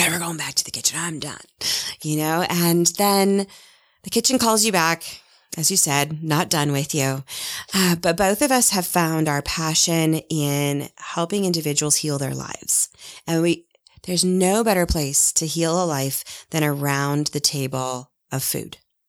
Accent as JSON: {"language": "English", "town": "Seattle", "region": "Washington", "country": "United States", "tie": "born or raised there", "moved": "as an adult", "lives_now": "Park City, United States", "said": "I originally arrived here a little over 18 years ago from Seattle, Washington, which is my hometown."}